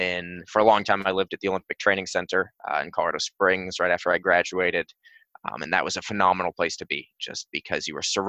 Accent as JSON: {"language": "English", "region": "England", "country": "United Kingdom", "tie": "born or raised there", "said": "What was great about growing up in England was the club sporting system, because it gave you an opportunity to really easily jump into clubs that would have people from young ages to old."}